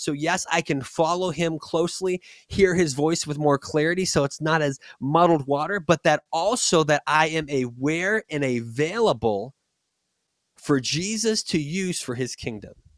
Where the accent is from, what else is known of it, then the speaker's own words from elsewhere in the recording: Boston, Massachusetts, United States; moved away; also born or lived in Texas; I'm from Boston